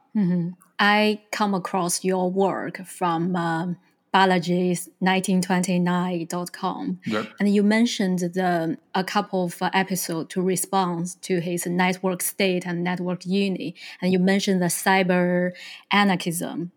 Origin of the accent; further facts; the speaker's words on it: China; I was born in China and I learned the whole Thousands years history